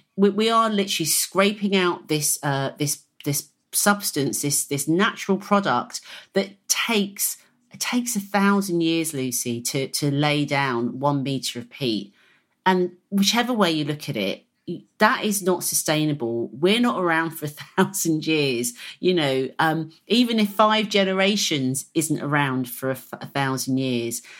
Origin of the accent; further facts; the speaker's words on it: Hertfordshire, East of England, United Kingdom; I was brought up in the Green Belt, if you like, of, of Hertfordshire